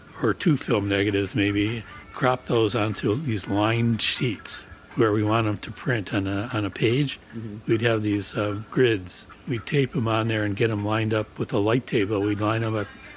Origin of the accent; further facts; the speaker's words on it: Chicago, Illinois, United States; moved away as an adult; now in Madison, United States; we're both from Chicago